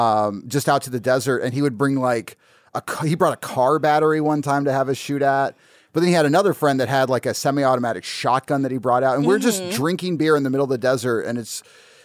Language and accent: English; Las Vegas, Nevada, United States; I'm from Las Vegas. There's a ton of gun ranges out there.